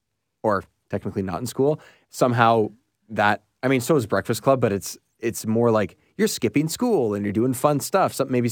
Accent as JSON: {"language": "English", "country": "Canada", "said": "So. As the Canadian guys, and just in general, Mighty Ducks."}